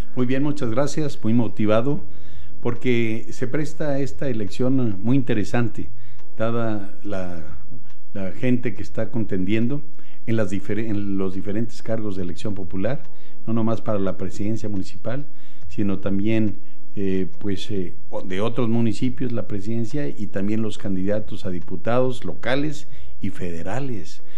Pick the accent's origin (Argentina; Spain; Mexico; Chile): Mexico; Aguascalientes; Yo soy gente de Aguascalientes, por cierto, del municipio de Aguascalientes, que es importante, donde lo conocí desde pequeño